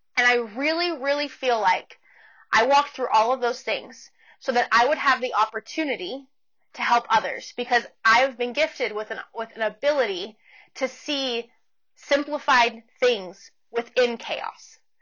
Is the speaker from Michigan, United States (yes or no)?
no; Portland, Oregon, United States; moved away as an adult; also born or lived in Canyon, Texas; now in Amarillo, United States; I'm originally from the Portland, Oregon area um, in the States. And I grew up there and then I moved to Texas when I was going to college